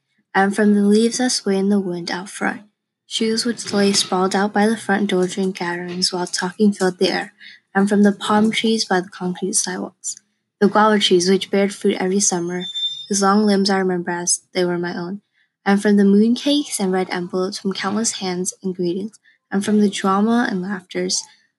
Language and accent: English; Los Angeles, California, United States; I am from sunny Los Angeles and my roots from China